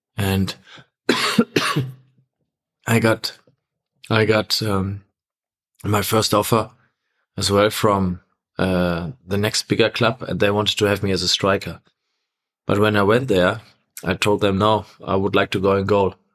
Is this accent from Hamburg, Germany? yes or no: no; Essen, North Rhine-Westphalia, Germany; from my hometown, Essen, to Gelsenkirchen